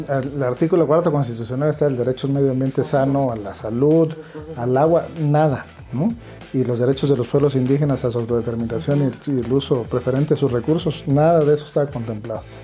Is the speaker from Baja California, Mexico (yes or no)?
no; Tuxtla Gutiérrez, Chiapas, Mexico; en Chiapas, de donde yo soy, en Tuxtla